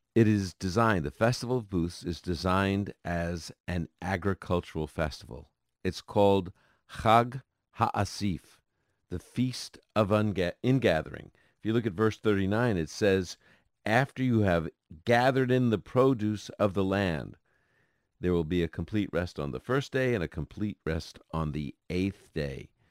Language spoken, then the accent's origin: English; New York City, New York, United States; growing up in Brooklyn, New York